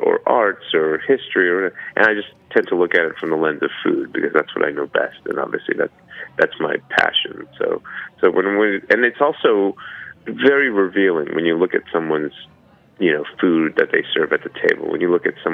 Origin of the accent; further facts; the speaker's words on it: United States; also born or lived in Brooklyn, New York / American South / Korea (ancestry); my identity as an American